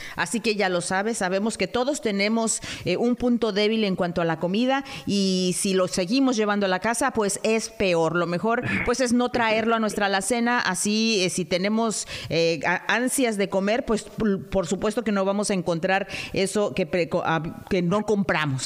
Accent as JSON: {"language": "Spanish", "country": "Mexico", "said": "nosotros los mexicanos"}